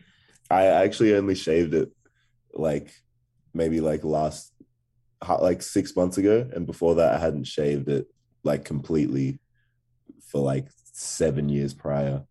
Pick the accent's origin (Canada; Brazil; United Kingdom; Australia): Australia; Canberra, Australian Capital Territory; accent: Australian; also born or lived in Ghana; definitely raised in, in Canberra, Australia